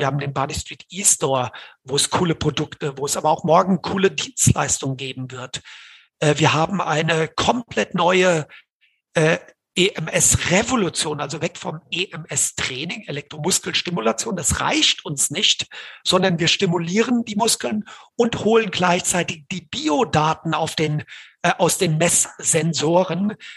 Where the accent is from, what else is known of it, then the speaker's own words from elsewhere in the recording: Hesse, Germany; ich als Hesse